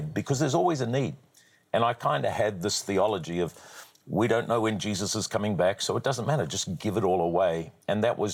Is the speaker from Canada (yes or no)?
no; New Zealand; I'm a New Zealander by birth